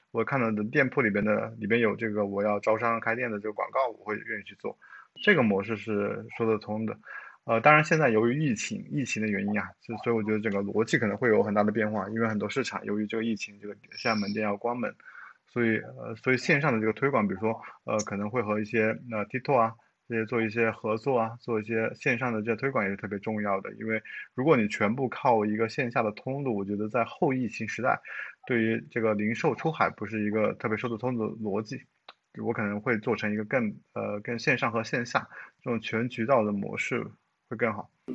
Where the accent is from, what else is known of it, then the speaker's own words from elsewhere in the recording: China; 他很像我们中国人